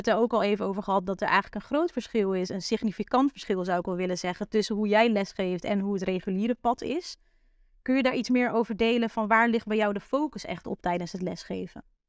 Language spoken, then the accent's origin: Dutch; Netherlands; voor ons als Nederlanders